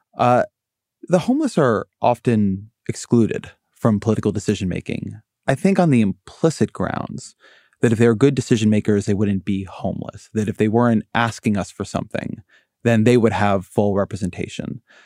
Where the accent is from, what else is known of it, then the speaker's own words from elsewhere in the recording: Orange County, California, United States; I come from Orange County, California